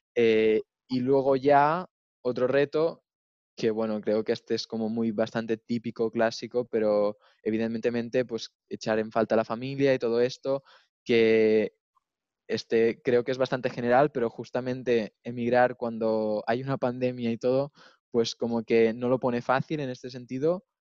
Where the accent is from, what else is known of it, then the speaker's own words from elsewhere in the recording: near Girona, Catalonia, Spain; moved away as an adult; now in Munich, Germany; Yo, yo soy de España, de cerca de Barcelona. Vengo de un pueblo que está así un poco más al norte, cerca de Gerona.